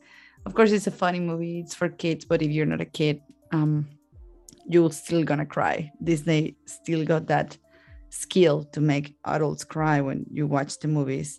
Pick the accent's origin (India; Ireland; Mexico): Mexico; I'm from Mexico.